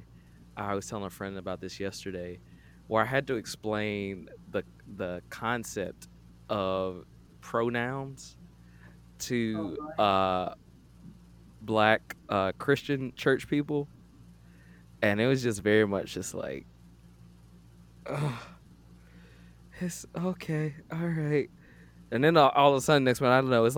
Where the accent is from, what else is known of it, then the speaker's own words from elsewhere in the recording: Atlanta, Georgia, United States; I grew up here in Atlanta.